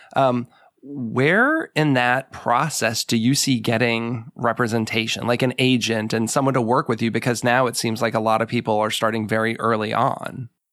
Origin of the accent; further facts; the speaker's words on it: New England, United States; moved away; I grew up in New England